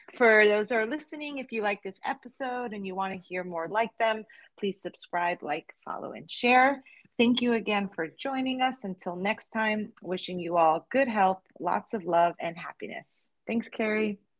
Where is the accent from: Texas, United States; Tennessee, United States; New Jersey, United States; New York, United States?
New Jersey, United States; as a child grow, growing up in New Jersey